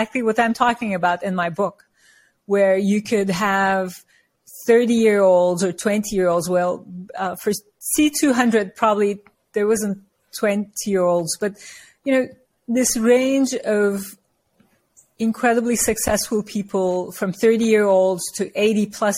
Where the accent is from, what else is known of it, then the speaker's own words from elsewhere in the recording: Turkey; moved away as an adult; also born or lived in New York; now in United States; So I'm from Turkey, and I come from a culture where we revere our elders